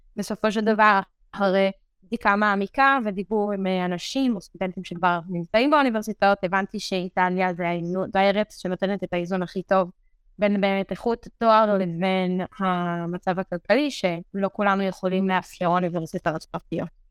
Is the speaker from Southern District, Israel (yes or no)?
yes; Meitar, Southern District, Israel; moved away as an adult; now in Rome, Italy; אני במקור ממיתר, זה שובלת באר שבע בישראל